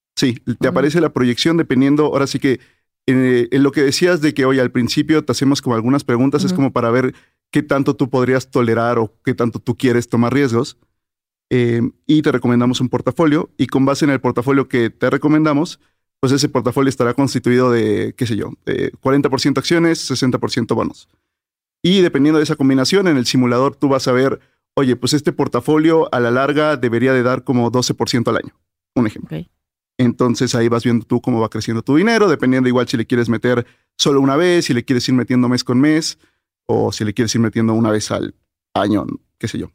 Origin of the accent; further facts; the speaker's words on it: Mérida, Yucatán, Mexico; yo crecí en Mérida